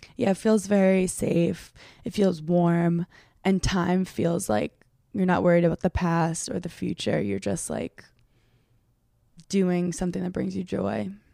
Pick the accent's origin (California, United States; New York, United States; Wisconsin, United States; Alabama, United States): New York, United States; New York City; where I grew up in Brooklyn